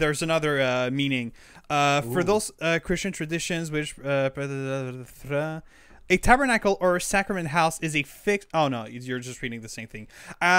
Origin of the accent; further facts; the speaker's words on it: Quebec, Canada; And there's something about in Quebec about our swear words